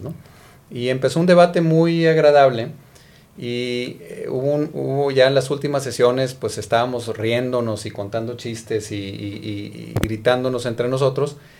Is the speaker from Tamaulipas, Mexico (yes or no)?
no; Monterrey, Nuevo León, Mexico; soy originario de Monterrey